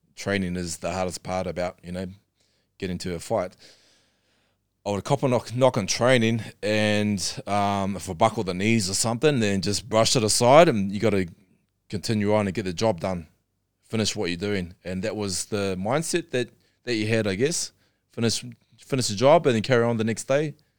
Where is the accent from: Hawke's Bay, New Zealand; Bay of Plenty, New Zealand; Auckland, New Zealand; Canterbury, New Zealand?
Canterbury, New Zealand; Darfield; I'm born and bred in New Zealand